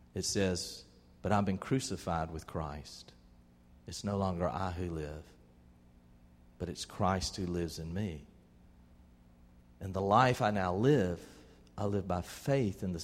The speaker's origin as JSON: {"language": "English", "town": "Albany", "region": "Georgia", "country": "United States", "tie": "born or raised there", "said": "When I was about 13 years old, growing up in Albany, Georgia, we went to First Baptist Church over there"}